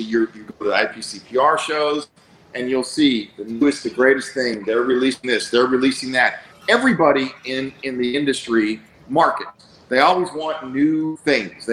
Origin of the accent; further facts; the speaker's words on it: Bulgaria; moved away; I was born in Bulgaria. We escaped a very, very highly communist country